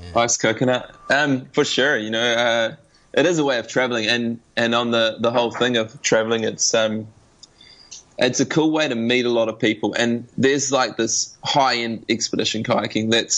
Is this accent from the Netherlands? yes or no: no; New Zealand; Being a Kiwi